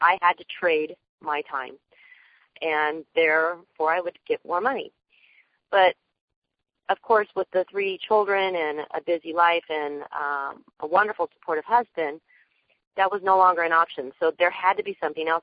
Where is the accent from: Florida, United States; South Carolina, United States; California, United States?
California, United States; Riverside; I'm from Riverside, California